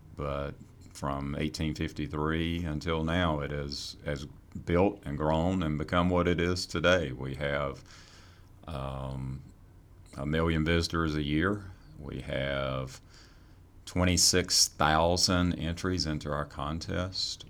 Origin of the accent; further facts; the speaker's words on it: Fremont, North Carolina, United States; also born or lived in Raleigh, North Carolina; Grew up on a farm, uh, outside of Fremont, North Carolina